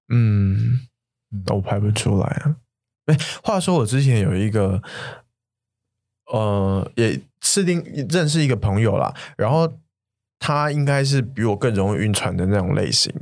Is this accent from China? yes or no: no; Taiwan; 我是台湾人